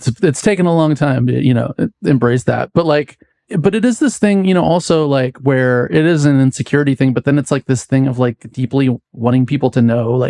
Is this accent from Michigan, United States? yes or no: no; Healdsburg, California, United States; I grew up in Healdsburg, which is this like small wine country town, which is super bougie now. But when I was a kid, it was like no one knew where it is. It's, you know, there's not that many Black people there